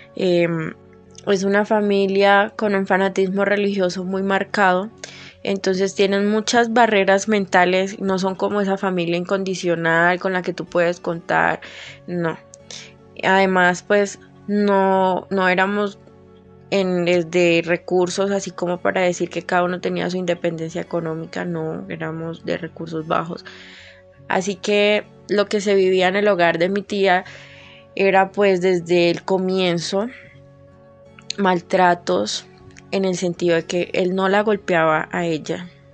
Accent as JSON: {"language": "Spanish", "country": "Colombia", "said": "soy de Colombia"}